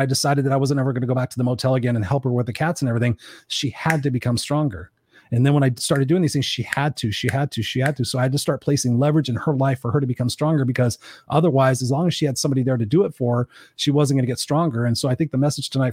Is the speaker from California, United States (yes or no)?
yes; Inglewood, California, United States; I grew up in Inglewood